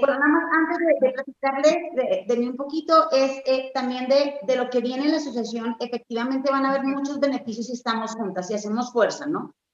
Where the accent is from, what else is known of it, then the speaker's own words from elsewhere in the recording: Argentina; moved away as an adult; now in Mexico; soy argentina y hace cinco años que voy y vengo entre México y Argentina